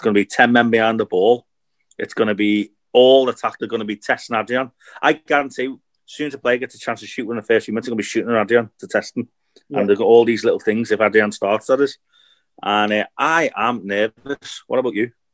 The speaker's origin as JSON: {"language": "English", "town": "Liverpool", "region": "North West England", "country": "United Kingdom", "tie": "born or raised there", "said": "I've grown up in Liverpool"}